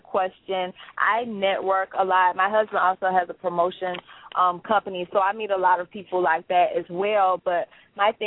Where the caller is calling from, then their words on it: Tallahassee, Florida, United States; I'm calling from Tallahassee, Florida.